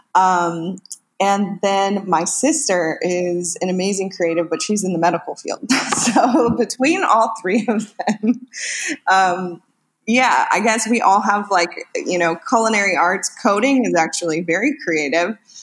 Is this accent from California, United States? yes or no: yes; Northern California, United States; now in Los Angeles, United States; I'm originally from Northern California, where I lived with that big family